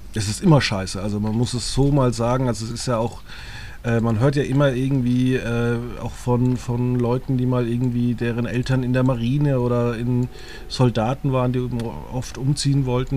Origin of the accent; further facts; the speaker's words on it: Germany; moved away as an adult; meinen Heimatort Margit Zücham